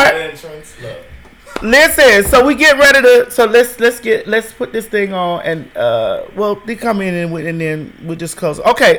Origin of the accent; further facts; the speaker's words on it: Florida, United States; I'm from Florida, bitch.